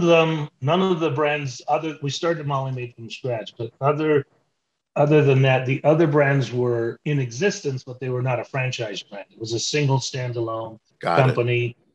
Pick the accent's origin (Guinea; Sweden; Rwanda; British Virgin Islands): British Virgin Islands; also born or lived in Toronto, Canada; Well, I grew up in the Caribbean. My parents were missionaries, so I had an idyllic upbringing. We lived on the island of Tortola and just had this great upbringing.